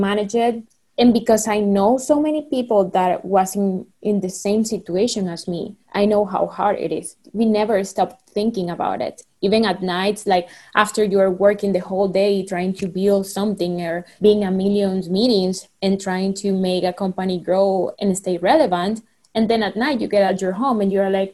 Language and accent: English; Venezuela; English is a second language; moved away as an adult; now in United States; I'm from Venezuela